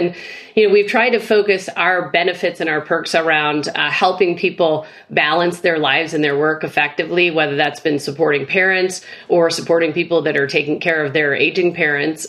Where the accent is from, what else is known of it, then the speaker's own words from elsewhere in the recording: Midwest, United States; as a Midwesterner